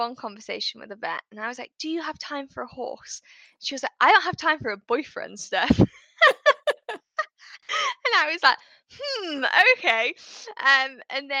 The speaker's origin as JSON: {"language": "English", "country": "United Kingdom", "said": "I'm in the UK, if people can't guess by my accent"}